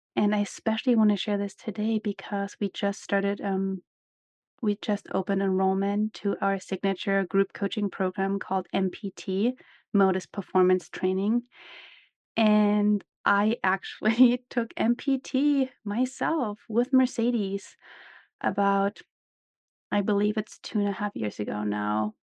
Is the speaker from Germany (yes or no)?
yes; Germany; moved away as an adult; also born or lived in former East Germany / Seattle / Salt Lake City; now in United States; I grew up in Germany, as some of you might know, I was born in former East Germany